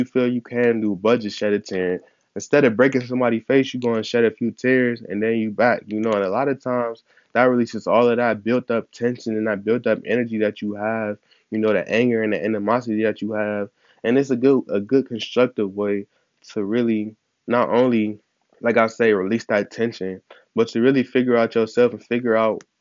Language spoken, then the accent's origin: English; Ohio, United States; I'm from Ohio